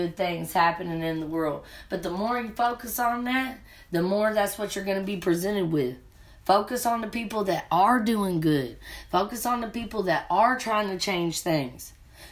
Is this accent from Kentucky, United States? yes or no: yes; the South, Kentucky, United States; moved away as an adult; also born or lived in Colorado; I'm from the South. I had to open up my perception. Point blank period. When you're from the South, Kentucky, and then you go out to Colorado, it's different.